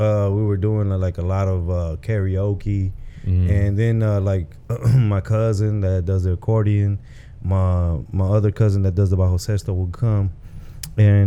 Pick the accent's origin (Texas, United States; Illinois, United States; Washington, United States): Texas, United States; Dallas; I grew up in the Oak Cliff area, South Oak Cliff